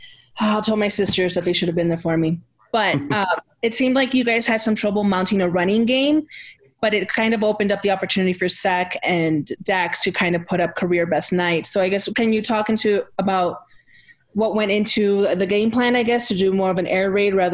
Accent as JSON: {"language": "English", "region": "Texas", "country": "United States", "tie": "born or raised there", "moved": "yes"}